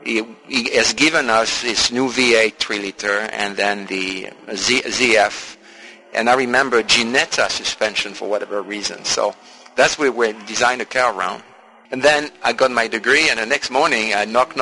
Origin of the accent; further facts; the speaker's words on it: Marseille, Provence-Alpes-Côte d'Azur, France; I was born in Marseille